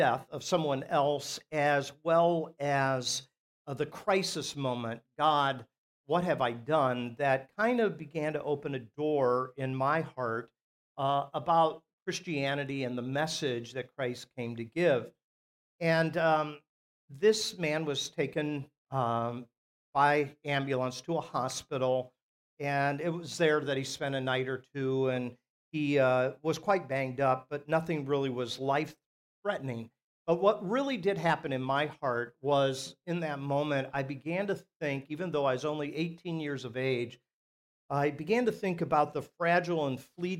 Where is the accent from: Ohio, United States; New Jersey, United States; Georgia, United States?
Ohio, United States; Akron; Where I grew up in Akron, there was a church two doors up